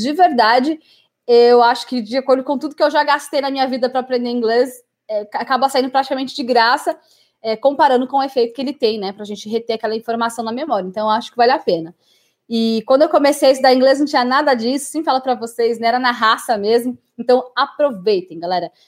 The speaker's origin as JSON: {"language": "Portuguese", "country": "Brazil", "also_born_or_lived": "England", "moved": "as an adult", "said": "eu esqueci algumas palavras em português, né, quando eu voltei para o Brasil"}